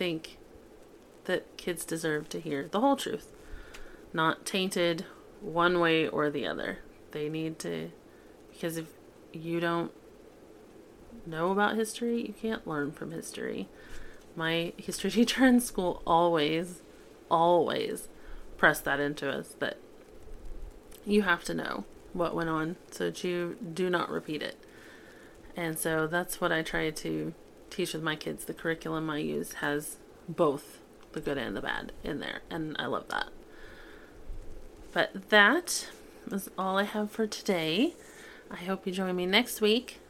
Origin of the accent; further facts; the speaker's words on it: Oklahoma, United States; I grew up in Oklahoma